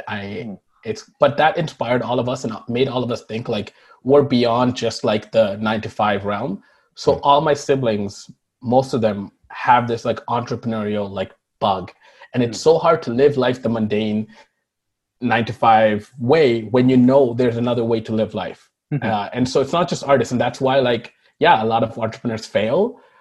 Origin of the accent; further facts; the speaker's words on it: Toronto, Ontario, Canada; English is a second language; also born or lived in Markham; I immigrated here when I was 7 or 8